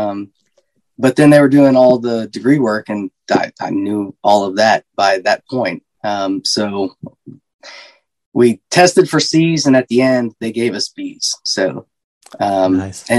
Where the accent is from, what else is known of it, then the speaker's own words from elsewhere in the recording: Seagraves, Texas, United States; I was born and raised in Seagraves, Texas.